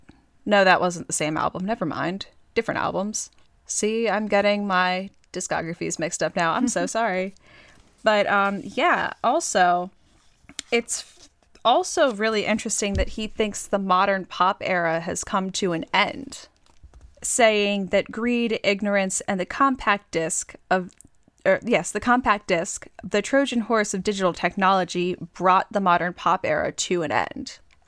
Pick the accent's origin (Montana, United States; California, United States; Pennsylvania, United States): Pennsylvania, United States; I mean, live isn't terrible, but keep in mind, I grew up in Central PA, and the band … with their hit … is from York.